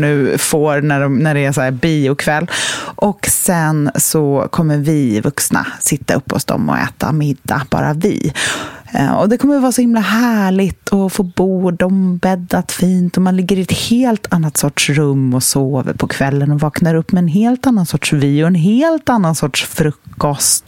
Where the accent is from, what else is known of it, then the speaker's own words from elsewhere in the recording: Sweden; traditionerna som vi svenskar har